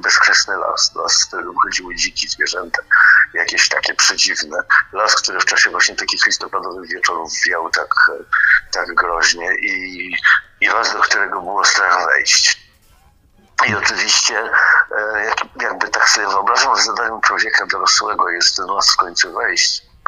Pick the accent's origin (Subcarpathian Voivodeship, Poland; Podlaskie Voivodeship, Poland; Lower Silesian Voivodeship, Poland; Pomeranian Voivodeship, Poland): Pomeranian Voivodeship, Poland; Gdańsk; urodziłem się tutaj w Gdańsku, w tym mieście, to też mieszkałem na takim osiedlu